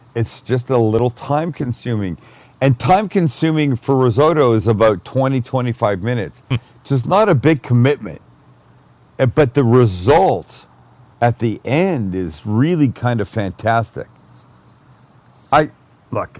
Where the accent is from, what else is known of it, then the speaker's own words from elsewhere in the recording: Canada; I'm Canadian